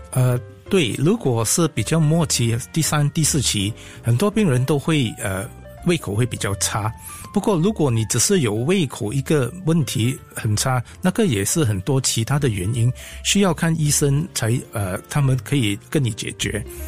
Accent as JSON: {"language": "Chinese", "country": "Singapore", "said": "我们新加坡人"}